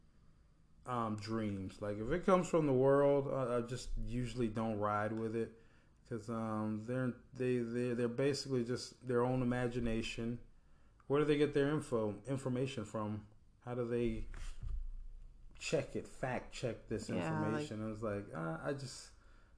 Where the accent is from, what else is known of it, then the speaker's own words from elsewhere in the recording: Apopka, Florida, United States; I grew up in Apopka